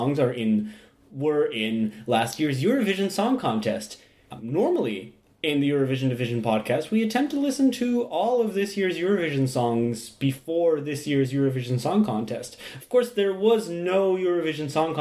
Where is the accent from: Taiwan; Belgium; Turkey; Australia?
Belgium; we're from Belgium.